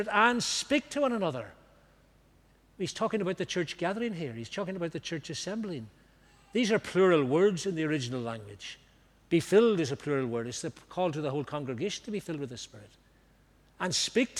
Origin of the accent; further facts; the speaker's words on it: Banbridge, Northern Ireland, United Kingdom; Banbridge, my hometown.